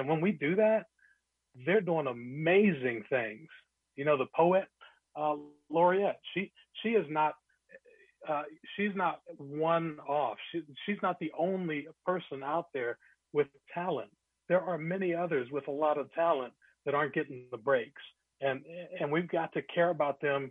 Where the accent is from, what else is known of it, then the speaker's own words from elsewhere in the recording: Glenwood Park, Maryland, United States; When I was growing up in Glenwood Park, Maryland